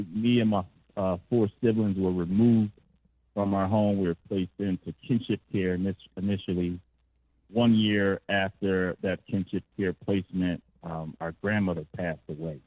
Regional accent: Philadelphia, Pennsylvania, United States; I grew up in North Philadelphia

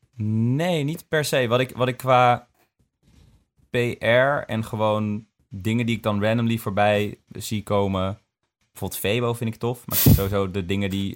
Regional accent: Son en Breugel, North Brabant, Netherlands; ik kom uit Sonnenbreugel

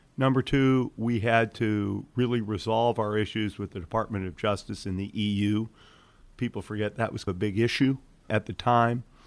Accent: Detroit, Michigan, United States; also born or lived in Belgium; I grew up in Detroit. And when I was eight years old, my family moved to Belgium for three years

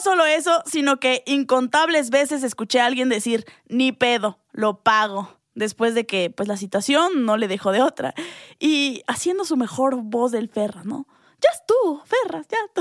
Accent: Mexico

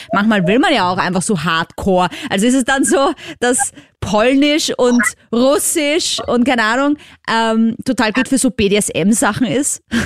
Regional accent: Vienna, Austria; als Wienerin

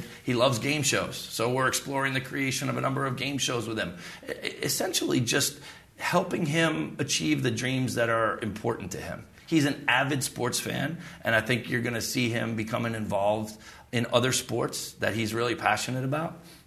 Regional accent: United States; as an American

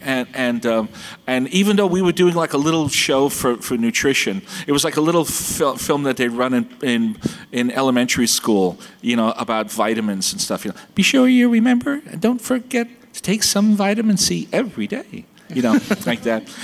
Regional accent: New York City, New York, United States; I grew up in Brooklyn before it was hip

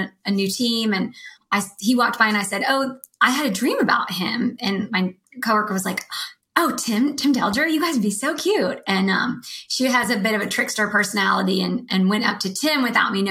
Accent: Nashville, Tennessee, United States; moved away as an adult; also born or lived in Austin / Los Angeles / San Francisco; I'm from Nashville

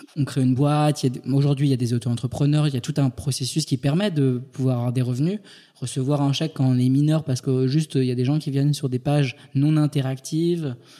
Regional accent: Île-de-France, France; also born or lived in Paris; Je suis né en Ile-de-France

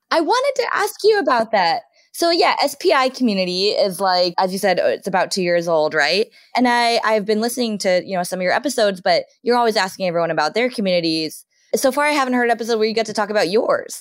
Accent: Southern California, United States; now in Seattle, United States; I grew up in Southern California

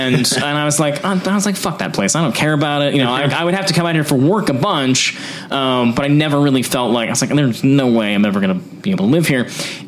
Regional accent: South Windsor, Connecticut, United States; now in Los Angeles, United States; I grew up in a town called South Windsor, Connecticut. It's just outside of Hartford.

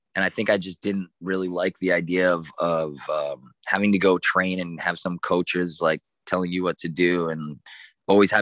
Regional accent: Santiago, Santiago Metropolitan Region, Chile; moved away as an adult; also born or lived in Australia / Canada / San Francisco, United States; now in Miami, United States; born in Australia, moved to Canada until 10, and then moved to Chile at 10 till 18.

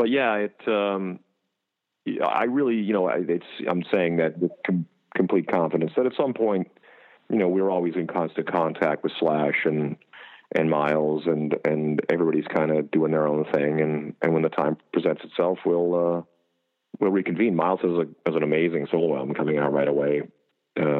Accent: Canada; moved away as an adult; also born or lived in Las Vegas, United States; now in United States; I'm from Canada originally. I came down to the States 11 years ago

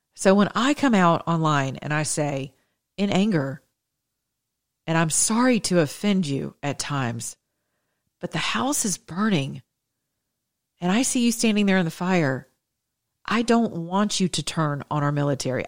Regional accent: the South, United States; I'm from the South

